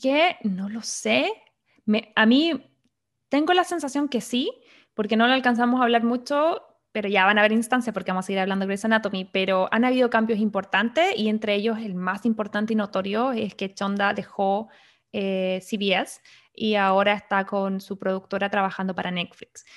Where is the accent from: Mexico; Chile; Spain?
Chile; now in United States; yo como buena chilena